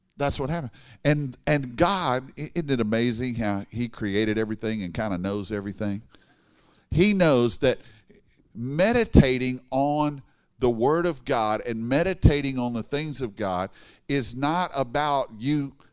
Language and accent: English; Baton Rouge, Louisiana, United States; moved away as an adult; now in Dallas, United States; I grew up in Baton Rouge